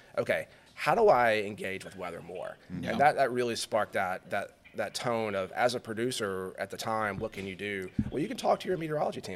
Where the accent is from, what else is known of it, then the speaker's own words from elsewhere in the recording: Alabama, United States; moved away as an adult; also born or lived in Louisiana / Baton Rouge / the Carolinas / Auburn, Alabama; Growing up in Alabama and then working and living in Louisiana for so long